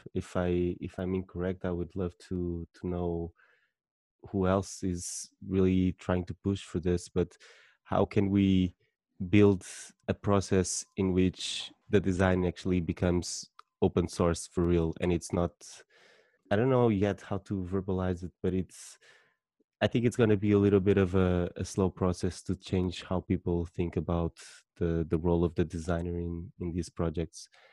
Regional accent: Portugal; I'm from Portugal

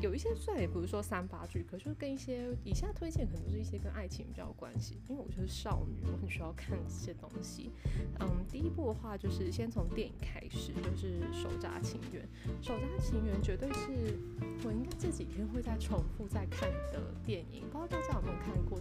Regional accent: Taiwan; 我们台湾人

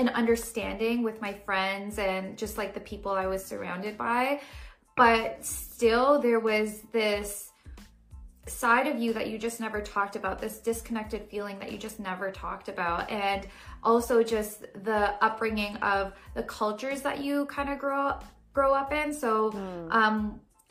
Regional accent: Brampton, Ontario, Canada; also born or lived in Toronto; I grew up in Brampton, which is, like, a very, like, brown

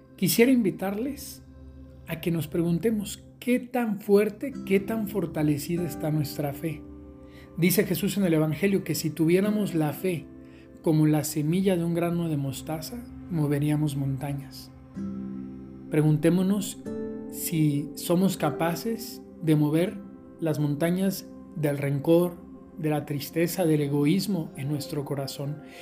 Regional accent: Aguascalientes, Mexico; les mando un saludo desde Aguascalientes, mi tierra, aquí en México

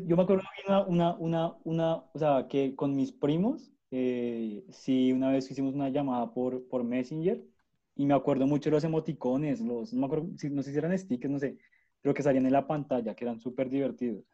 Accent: near Zipaquirá, Cundinamarca, Colombia; yo nací en el 2000 también cerca de Zipaquirá

